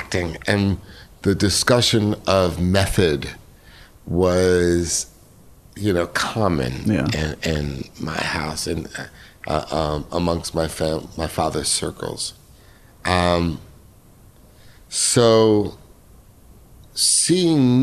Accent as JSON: {"language": "English", "town": "New York City", "region": "New York", "country": "United States", "tie": "born or raised there", "moved": "yes", "said": "I was raised in New York City"}